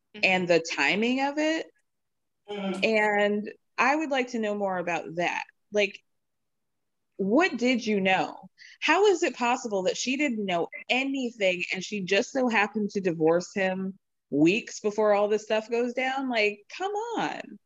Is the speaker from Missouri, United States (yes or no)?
no; Chicago, Illinois, United States; I'm from Chicago